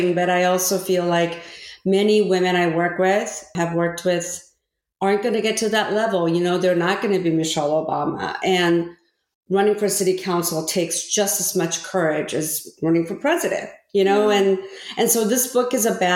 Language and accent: English; Orange County, California, United States; first language Korean; English is a second language; also born or lived in Korea; my family immigrated from Korea to California. And I didn't speak any English and grew up in Orange County